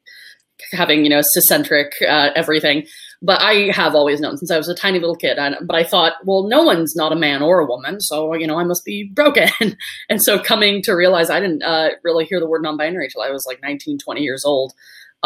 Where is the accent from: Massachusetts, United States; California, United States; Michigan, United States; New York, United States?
California, United States; Los Angeles; I was adopted by her brother, my uncle, who I now refer to as my father, and I was raised in Los Angeles